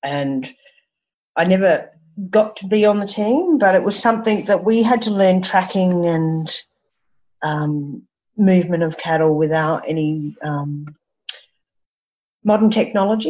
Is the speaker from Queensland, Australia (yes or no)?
yes; Brisbane, Queensland, Australia; also born or lived in Bribie Island; I grew up around Brisbane and Bribie Island and the beach and had horses